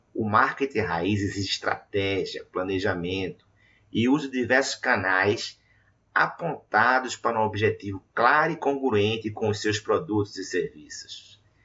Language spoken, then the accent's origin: Portuguese; Recife, Pernambuco, Brazil; atuando da minha cidade natal, Recife